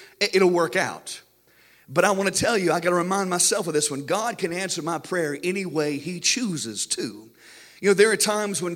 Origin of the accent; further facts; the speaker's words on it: United States; we as American Christians are spoiled.